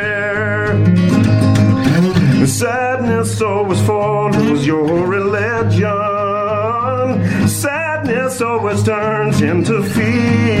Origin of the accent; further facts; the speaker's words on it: Ontario, Canada; also born or lived in Georgian Bay Area, Ontario; I grew up in a little farming town a little more south of here